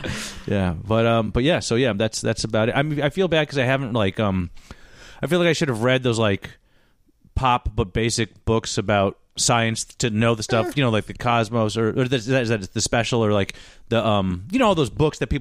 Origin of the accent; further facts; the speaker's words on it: Southern California, United States; also born or lived in Brazil; I grew up here in Southern California.